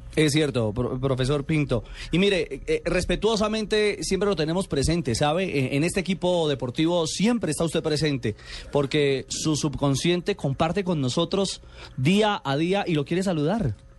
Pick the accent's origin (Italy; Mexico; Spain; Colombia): Colombia; como colombianos, como periodistas deportivos colombianos